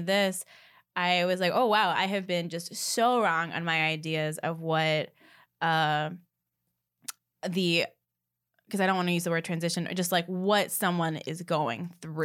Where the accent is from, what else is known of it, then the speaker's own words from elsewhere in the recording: the South, United States; I am from the South